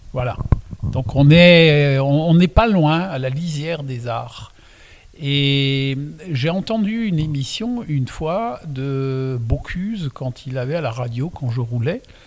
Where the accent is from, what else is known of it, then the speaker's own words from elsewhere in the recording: Alsace, Grand Est, France; first language Alsatian; French is a second language; je suis né donc en Alsace euh, quand je suis arrivé, ma langue maternelle, c'est l'alsacien